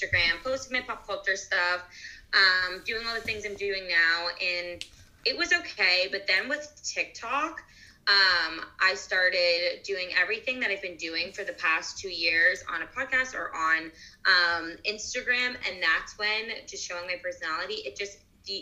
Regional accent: Boston, Massachusetts, United States; also born or lived in Los Angeles; I'm from Boston

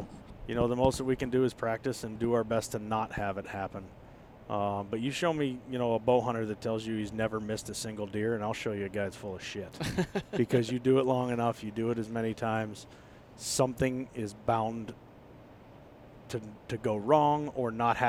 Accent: Pittsburgh, Pennsylvania, United States; In case anybody didn't know, I was born and raised in the Berg.

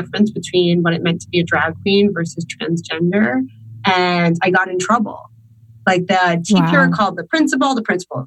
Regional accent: Long Island, New York, United States; I was born in 1988 in Long Island, New York

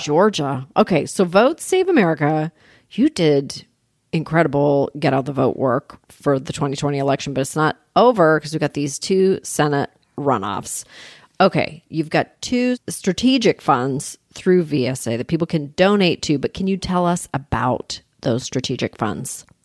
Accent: Canada; moved away as an adult; now in United States; I grew up in Canada

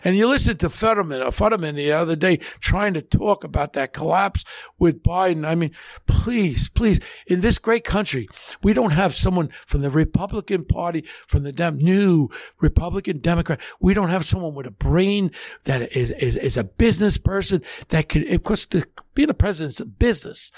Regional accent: United States; I'm an American. My mother's born in Catania, Sicily. My father's in Tri-, I'm a first gen

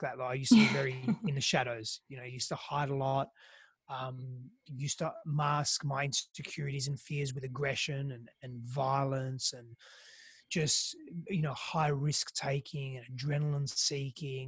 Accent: Australia; accent: Australian; first language Greek; English is a second language; moved away as an adult; also born or lived in Greece / Italy; now in Austin, United States; I'm an Australian. Can you sort of tell there? I've got a different accent. And, but I also lived in Greece and Italy because I'm half Greek, half Italian. So I spent most of my life, at the beginning of my life, in Greece. My first language was Greek, and coming to Australia was very foreign for me.

